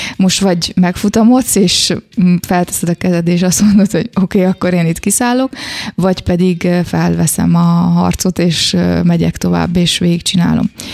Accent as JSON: {"language": "Hungarian", "town": "Szeged", "region": "Csongrád-Csanád", "country": "Hungary", "also_born_or_lived": "Kecskemét, Hungary", "moved": "as an adult", "lives_now": "Florence, Italy", "said": "én szegedi vagyok"}